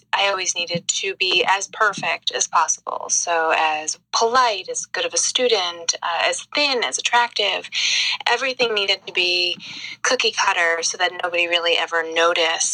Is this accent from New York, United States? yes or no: yes; Long Island, New York, United States; I grew up in the suburbs of New York. I grew up on Long Island